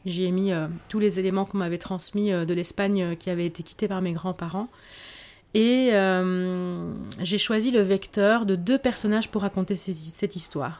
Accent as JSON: {"language": "French", "country": "Belgium", "tie": "born or raised there", "said": "je suis d'origine espagnole euh, et j'ai grandi, euh, je suis née j'ai grandi en Belgique"}